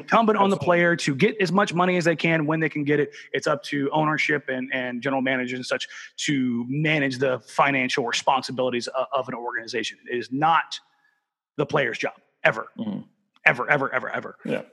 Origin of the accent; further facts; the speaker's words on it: Southern California, United States; now in Oregon, United States; as much as I live in Oregon, I'm, I'm not technically an Oregonian. I'm from Southern California